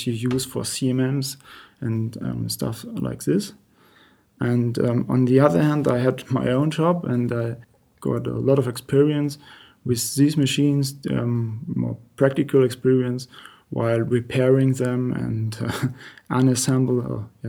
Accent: Bremen, Germany; moved away as an adult; now in Eschenlohe, Germany; I was born in Bremen, and my grandpa worked

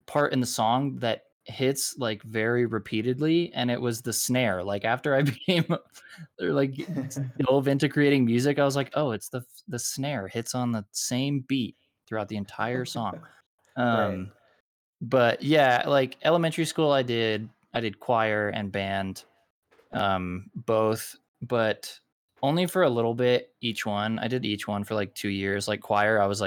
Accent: Arizona, United States; also born or lived in Los Angeles, California; now in Salt Lake City, United States; Originally from Arizona, and then lived in Los Angeles for a little bit, and I am currently in Salt Lake City, Utah

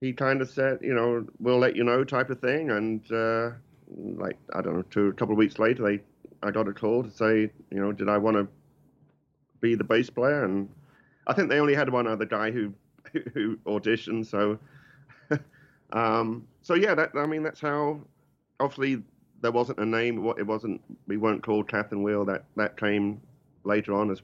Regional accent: Lowestoft, East of England, United Kingdom; also born or lived in Kessingland; I'm originally from Lowestoft

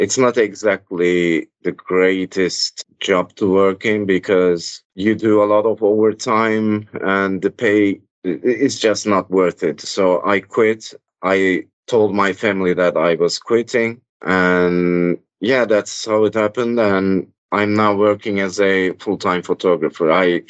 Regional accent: Istanbul, Turkey; I grew up in Istanbul

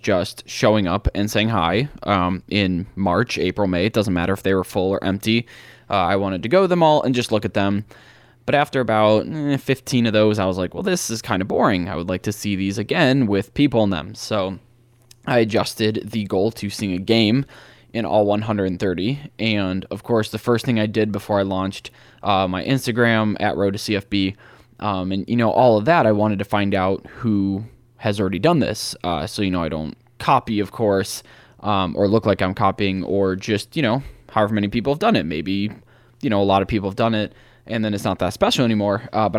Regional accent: Cleveland, Ohio, United States; Yes, I'm from Ohio. I'm from Cleveland, Ohio.

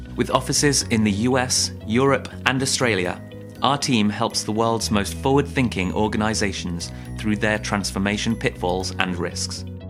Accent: Israel; moved away as an adult; also born or lived in Belgium / North Carolina, United States / Georgia, United States / Illinois, United States; I'm originally from Israel.

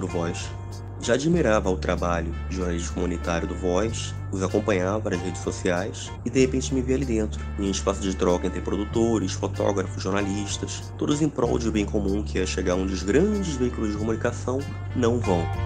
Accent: Rio de Janeiro, Brazil; Morei até meus 17 anos no Parque União, que é uma das favelas do Complexo da Maré

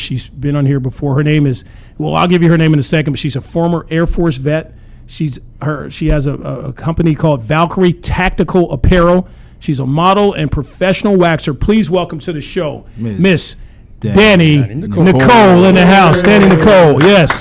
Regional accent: Arkansas, United States; how they talk where I'm from. I'm from Arkansas

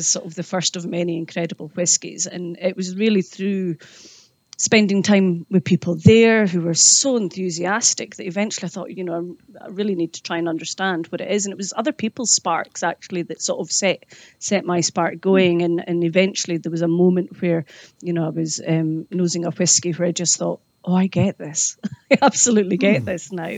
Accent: Islay, Scotland, United Kingdom; I grew up in a pub also in Islay

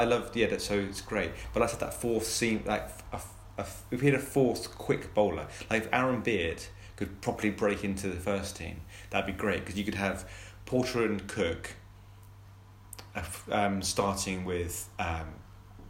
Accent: Colchester, East of England, United Kingdom; I grew up in Colchester

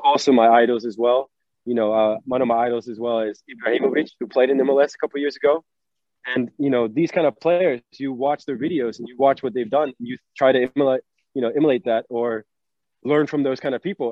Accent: North Carolina, United States; moved away as an adult; also born or lived in New York / Norway; I was born in New York. I was raised in North Carolina, um, to my dad

